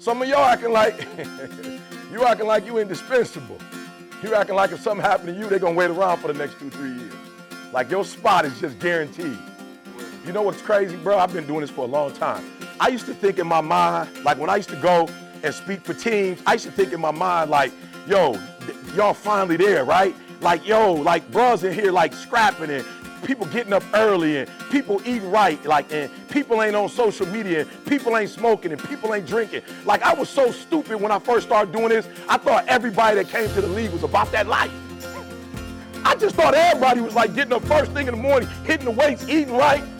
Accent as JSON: {"language": "English", "town": "Detroit", "region": "Michigan", "country": "United States", "said": "I'm from Detroit."}